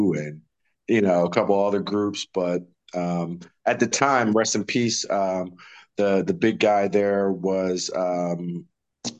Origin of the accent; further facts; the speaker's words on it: South Orange, New Jersey, United States; now in Wilmington, North Carolina, United States; where I grew up in South Orange